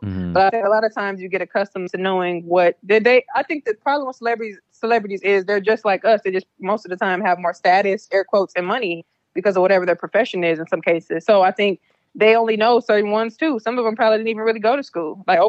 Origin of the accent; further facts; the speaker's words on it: London, United Kingdom; I'm from London.